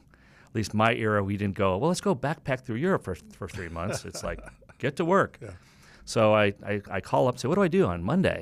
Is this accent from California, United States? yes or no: no; Chicago, Illinois, United States; also born or lived in Wisconsin / Ohio; I grew up in the Midwest, the burbs of Chicago, a little bit of time in Wisconsin and Ohio, but for the most part, Illinois.